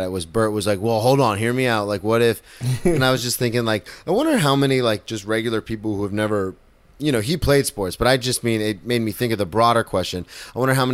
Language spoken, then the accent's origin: English; Daytona Beach, Florida, United States; I'm from Daytona